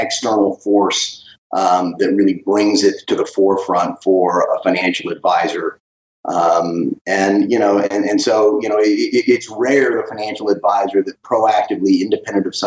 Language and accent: English; Dallas, Texas, United States; Dallas and Texas have always been home